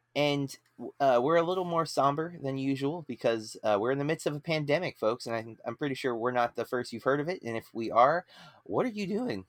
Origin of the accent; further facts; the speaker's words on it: Florida, United States; as an American in Florida